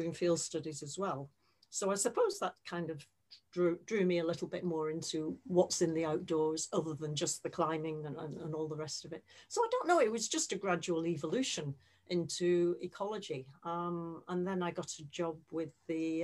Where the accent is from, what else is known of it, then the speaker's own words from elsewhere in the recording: Bolton, North West England, United Kingdom; moved away as an adult; also born or lived in Kingston upon Thames; I'm from Bolton, just outside Manchester.